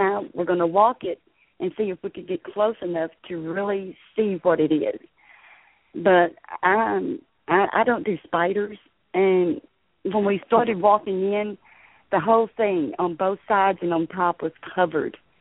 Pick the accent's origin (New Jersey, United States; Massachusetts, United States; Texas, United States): Texas, United States; Liberty; moved away as an adult; also born or lived in Galveston County, Texas; now in Middle Texas, United States; I'm uh, originally from Southeast Texas. Um, I was born and raised in the Liberty area.